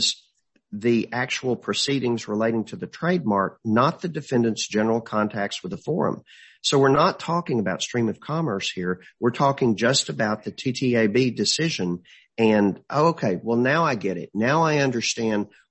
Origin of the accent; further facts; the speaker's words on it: Marshall, Texas, United States; we're from Marshall. Every relative I've ever had in Marshall has been buried out of the funeral home